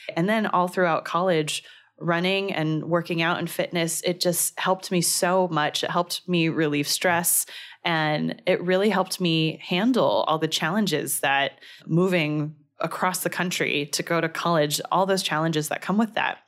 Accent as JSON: {"language": "English", "town": "Danville", "region": "California", "country": "United States", "tie": "born or raised there", "said": "I grew up in a city called Danville, California"}